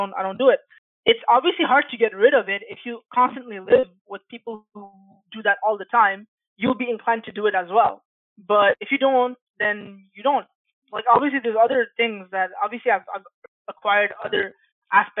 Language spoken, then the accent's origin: English; Bangladesh; now in Canada; I'm from Bangladesh